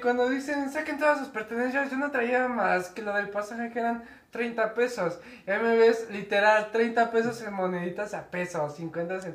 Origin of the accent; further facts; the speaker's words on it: Mexico; somos mexicanos